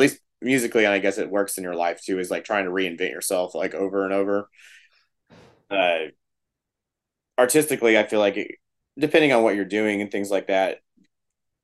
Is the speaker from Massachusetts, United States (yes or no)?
no; Texas, United States; we're a band from Texas and we're from the South